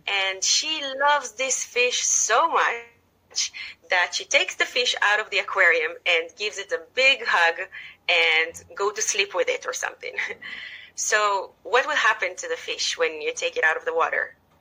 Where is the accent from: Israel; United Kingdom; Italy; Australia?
Israel; moved away as an adult; now in Dublin, Ireland; I was born and raised in Israel